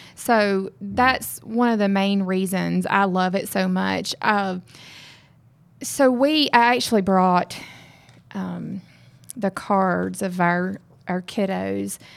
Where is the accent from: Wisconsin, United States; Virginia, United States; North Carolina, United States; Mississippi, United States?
Mississippi, United States; moved away as an adult; also born or lived in West Texas; now in Texas, United States; I'm from Mississippi.